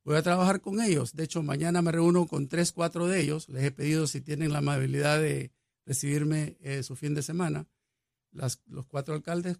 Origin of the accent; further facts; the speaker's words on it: El Salvador; also born or lived in Mexico / Israel / Chile / Peru; now in Puerto Rico; yo soy salvadoreño por nacimiento